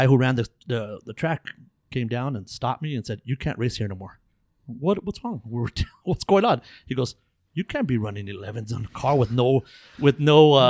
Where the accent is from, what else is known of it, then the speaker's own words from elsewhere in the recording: Los Angeles, California, United States; And we came from Echo Park.